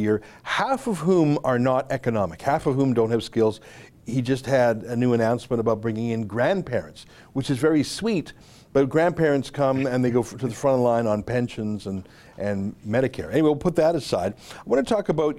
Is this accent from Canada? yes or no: yes; Canada; I'm a Canadian.